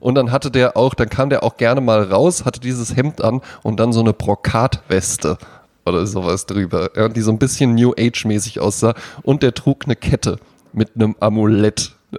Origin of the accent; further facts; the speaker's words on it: Germany; in Bonnbaden, wo ich herkomme